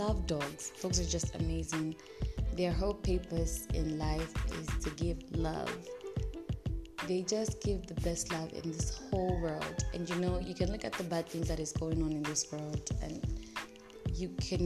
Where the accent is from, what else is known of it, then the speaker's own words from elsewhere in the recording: Ndola, Copperbelt Province, Zambia; now in North-Western Province, Zambia; I'm in the Northwestern province and my hometown is back in NDL